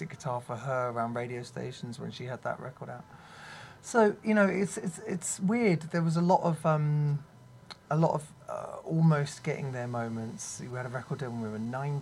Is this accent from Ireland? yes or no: no; London, United Kingdom; I was from London